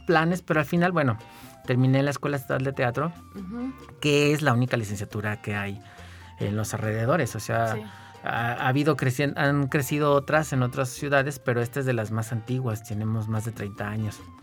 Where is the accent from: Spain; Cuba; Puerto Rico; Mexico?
Mexico; San Luis Potosí; also born or lived in Guanajuato; yo siempre estuve como muy cerca del ámbito teatral en San Luis